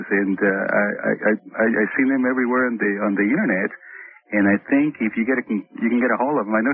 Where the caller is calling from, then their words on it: San Diego, California, United States; I'm calling you from San Diego.